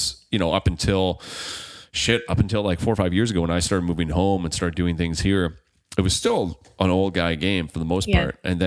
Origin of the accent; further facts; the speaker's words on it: Margaree, Nova Scotia, Canada; growing up on the river, like growing up in Margaret